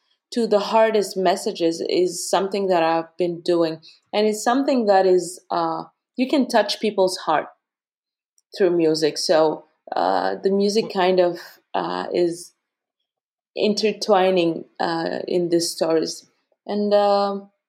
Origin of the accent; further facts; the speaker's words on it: Bamako, Mali; moved away; also born or lived in Ghana; I was born and raised in Mali, in Bamako